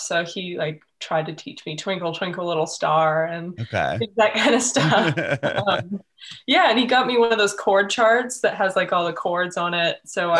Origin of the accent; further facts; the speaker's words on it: Kent, Washington, United States; moved away as an adult; now in Los Angeles, United States; I was born in Kent, Washington, which is like 20 minutes south of Seattle. Okay. Yeah, and I just grew up there and moved down here when I was about 18.